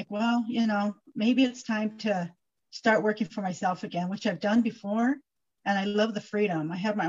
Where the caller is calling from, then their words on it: Colorado Springs, Colorado, United States; I am calling you from Colorado Springs, Colorado.